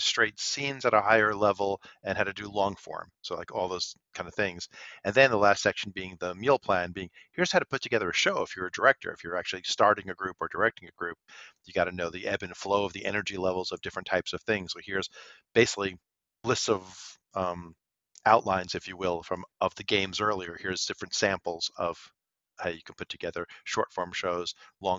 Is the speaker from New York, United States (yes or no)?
yes; New York City, New York, United States; growing up in Brooklyn